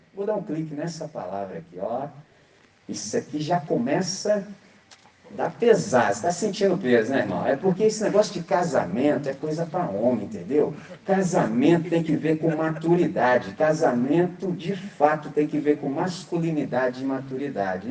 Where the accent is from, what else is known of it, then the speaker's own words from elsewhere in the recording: Brazil; nós que somos brasileiros